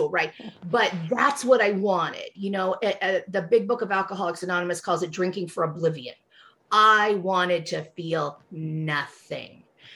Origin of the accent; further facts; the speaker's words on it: Fowler, California, United States; first language English; also born or lived in Fresno, California; I was born in Fresno, California, in California's Central Valley, so the breadbasket of the nation. My parents were Jewish, and we had a hog farm. We had hogs and raisins. And so I grew up very far out in the country, outside of a little town called Fowler